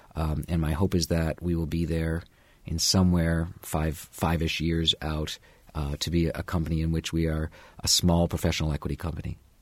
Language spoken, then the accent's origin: English; Canada; also born or lived in New York; now in Bloomington, United States; I'm a Canadian